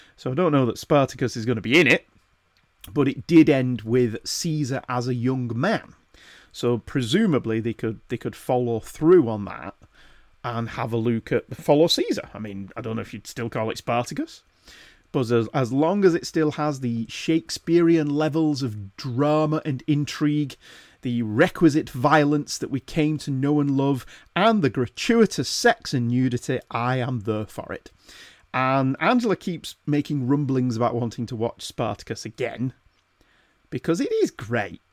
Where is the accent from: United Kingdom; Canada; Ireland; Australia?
United Kingdom; the north of England; accent: northern; my wittering northern accent